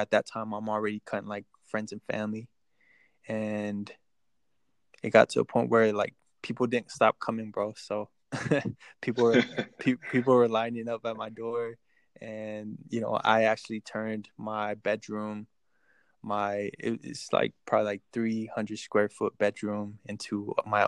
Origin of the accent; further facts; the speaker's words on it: Texas, United States; also born or lived in Mexico; I was born in Mexico, raised in Texas most of my life